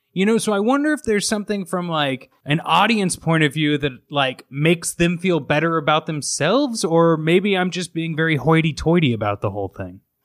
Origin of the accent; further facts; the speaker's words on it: Midwest, United States; a dumb kid growing up in the Midwest